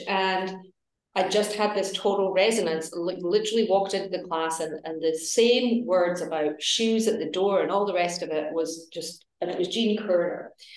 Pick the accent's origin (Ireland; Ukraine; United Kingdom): United Kingdom; Edinburgh, Scotland; moved away; also born or lived in New York; i am originally from edinburgh uh, in scotland